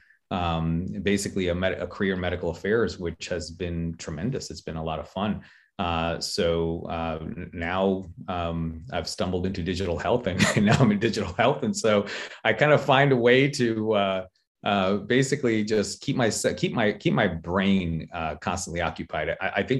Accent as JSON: {"language": "English", "town": "Marlboro", "region": "New Jersey", "country": "United States", "tie": "born or raised there", "also_born_or_lived": "Queens, New York", "lives_now": "Chester, United States", "said": "We moved to New Jersey"}